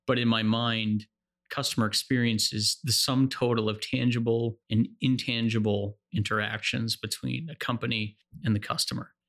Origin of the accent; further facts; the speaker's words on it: New Jersey, United States; I'm from New Jersey